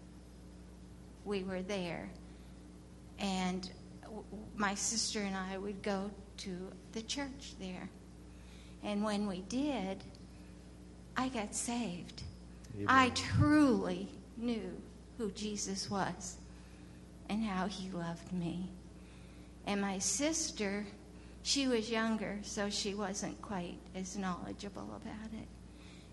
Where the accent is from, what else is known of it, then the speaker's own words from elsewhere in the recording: Pennsylvania, United States; moved away; also born or lived in the South (US); I was born in Pennsylvania.